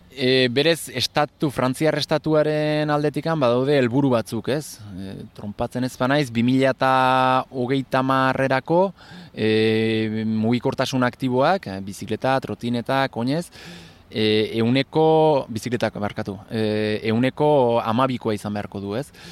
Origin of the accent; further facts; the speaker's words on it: Gipuzkoa, Basque Country, Spain; now in Bayonne, France; sortzez e, eh, Gipuzko arra, eta hori, ba, bai honan bizi naiz duela sai urtetikan